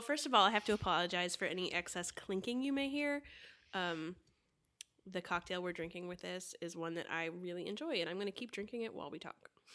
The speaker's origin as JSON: {"language": "English", "region": "Florida", "country": "United States", "tie": "born or raised there", "said": "I grew up in Florida"}